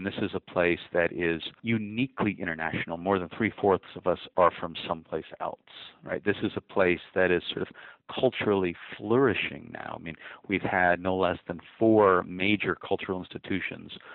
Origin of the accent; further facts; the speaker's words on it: Cambridge, Massachusetts, United States; moved away as an adult; now in Miami, United States; I'm originally from Cambridge, Mass, right? It's where I grew up